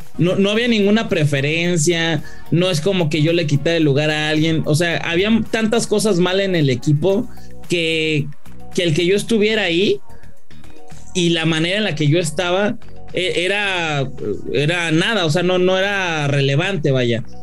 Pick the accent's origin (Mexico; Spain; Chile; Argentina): Mexico; Yo soy muy mexicano